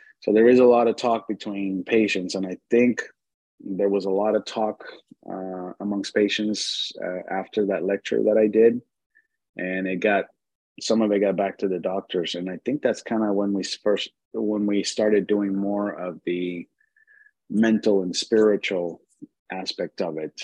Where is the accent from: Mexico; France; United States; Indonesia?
Mexico; I was born in Mexico.